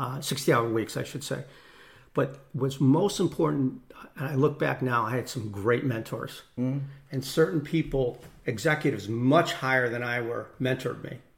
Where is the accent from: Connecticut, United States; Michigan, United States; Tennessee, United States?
Connecticut, United States; Newtown; I grew up in Newtown, Connecticut